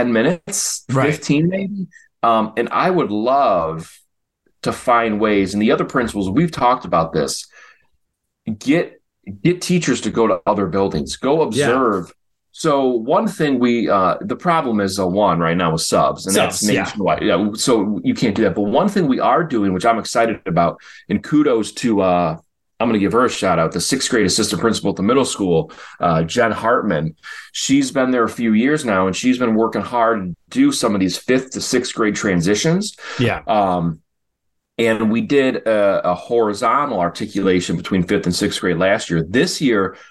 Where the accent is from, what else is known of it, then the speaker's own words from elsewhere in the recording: Chicago, Illinois, United States; I remember growing up in Chicago